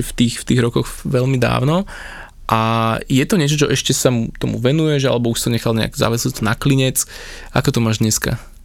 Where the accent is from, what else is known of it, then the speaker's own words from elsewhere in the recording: Slovakia; som zo Slovenska